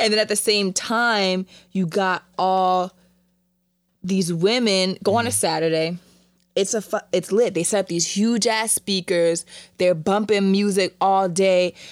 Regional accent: Jamaica; I'm Caribbean, I'm Jamaican.

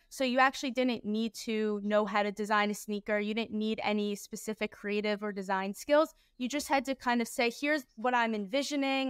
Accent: Philadelphia, Pennsylvania, United States; I was born and raised in Philadelphia

